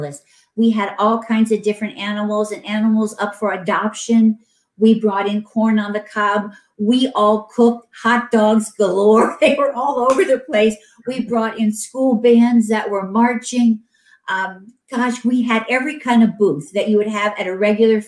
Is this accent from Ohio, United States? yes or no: yes; Canton, Ohio, United States; now in California, United States; I'm from Canton, Ohio, and we were from Stark County. And every year for 2 weeks, when I was growing up, we didn't take a family vacation, but we moved to the fair